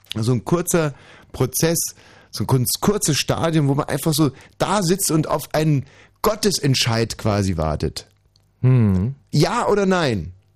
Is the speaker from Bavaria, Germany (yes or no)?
yes; Bavaria, Germany; Bei uns in Bayern gab es eine Aufnahmeprüfung